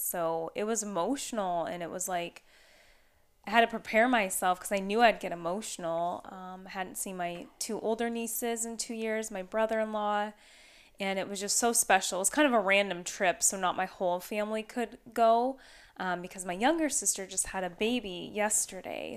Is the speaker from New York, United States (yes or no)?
no; Battle Ground, Washington, United States; moved away; I haven't even been back to my hometown where I grew up in Washington